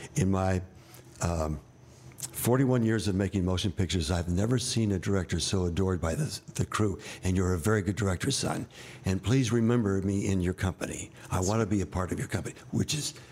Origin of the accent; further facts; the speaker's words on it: New York, United States; I was born in New York